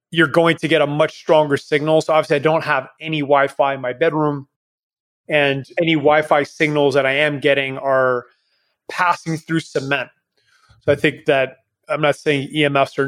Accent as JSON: {"language": "English", "country": "Canada", "moved": "yes", "lives_now": "Panama", "said": "I am Canadian, but left a long time ago."}